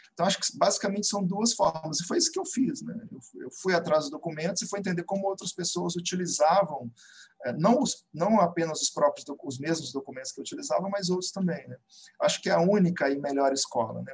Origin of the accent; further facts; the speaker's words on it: Belo Horizonte, Minas Gerais, Brazil; moved away as an adult; also born or lived in Campinas; now in Rio de Janeiro, Brazil; eu sou nascido em Belo Horizonte, é, atualmente moro no Rio